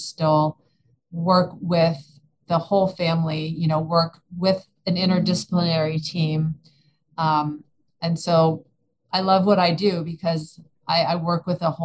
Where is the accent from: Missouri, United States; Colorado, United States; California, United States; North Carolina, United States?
California, United States; now in Austin, United States; I am originally from California, but I've lived in Austin more than half my life